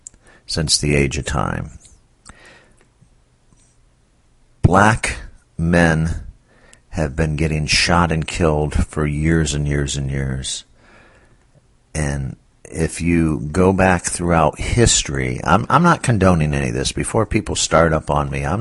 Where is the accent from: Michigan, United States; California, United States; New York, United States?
Michigan, United States; moved away; I was born in Michigan when the time, I'm over 50 years old now, and the time I was growing up in Michigan